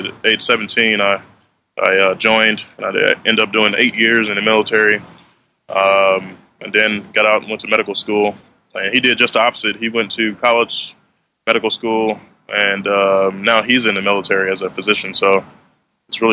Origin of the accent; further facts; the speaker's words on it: Shreveport, Louisiana, United States; moved away; I grew up in Shreveport, Louisiana